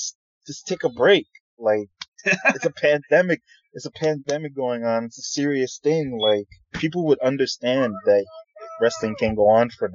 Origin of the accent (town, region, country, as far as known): New York, United States